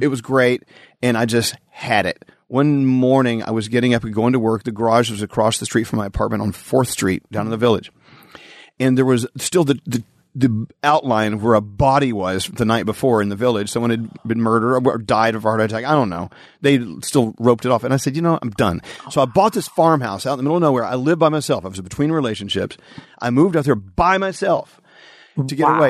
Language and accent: English; Texas, United States; growing up in the Bible Belt in Texas